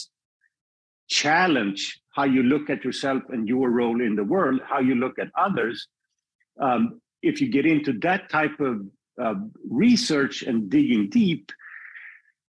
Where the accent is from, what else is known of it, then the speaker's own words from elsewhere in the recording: Sweden; moved away as an adult; also born or lived in Paris, France; now in United States; I'm born and raised in Sweden. I spent my first 25 years there